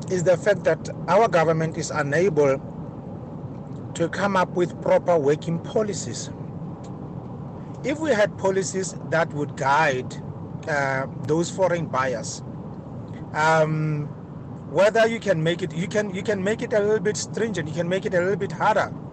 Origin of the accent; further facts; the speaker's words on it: South Africa; us as South Africans.